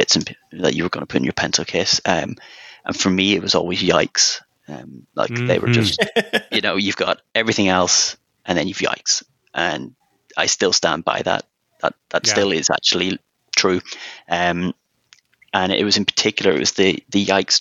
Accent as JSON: {"language": "English", "region": "Northern Ireland", "country": "United Kingdom", "tie": "born or raised there", "also_born_or_lived": "Germany / Switzerland", "moved": "as an adult", "lives_now": "London, United Kingdom", "said": "I live in London, but you can probably tell from my accent, I'm not born and bred in London. I was actually born in Northern Ireland, and then I moved to London"}